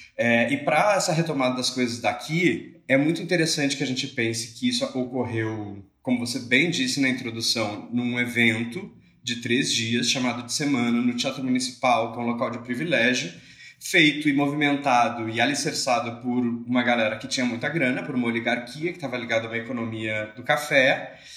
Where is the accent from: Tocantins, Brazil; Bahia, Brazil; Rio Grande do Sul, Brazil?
Rio Grande do Sul, Brazil; now in Rio de Janeiro, Brazil; sou gaúcho, não sou aqui do Sudeste, apesar de morar no Rio de Janeiro